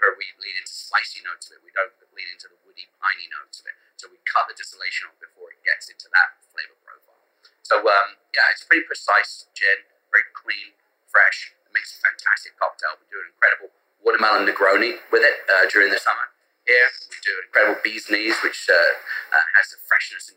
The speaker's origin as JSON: {"language": "English", "region": "England", "country": "United Kingdom", "moved": "yes", "lives_now": "United States", "said": "I'm English"}